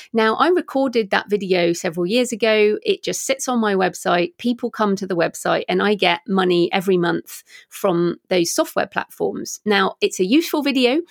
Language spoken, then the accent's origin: English; England, United Kingdom; moved away as an adult; also born or lived in Australia; I'm obviously English and, um, I was living in Australia at the time.